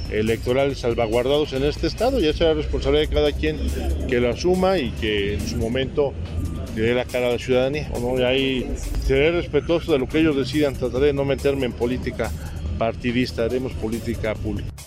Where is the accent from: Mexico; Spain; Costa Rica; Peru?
Mexico; todos somos mexicanos, a todos nos duele, más allá de si están allá o están acá